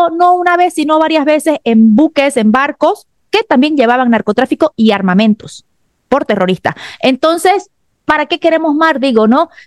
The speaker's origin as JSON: {"language": "Spanish", "country": "Bolivia", "said": "y soy boliviana."}